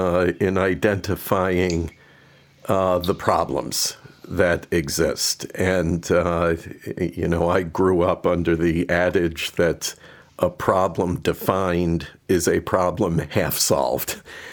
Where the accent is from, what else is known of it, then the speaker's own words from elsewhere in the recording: United States; being an American, I'm hopelessly provincial.